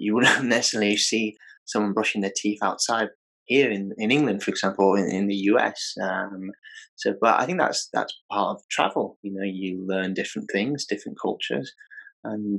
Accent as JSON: {"language": "English", "country": "Bangladesh", "said": "I'm from Bangladesh."}